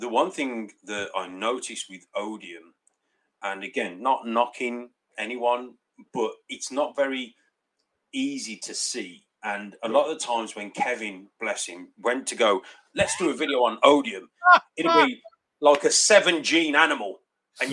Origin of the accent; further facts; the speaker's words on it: United Kingdom; I am from the UK.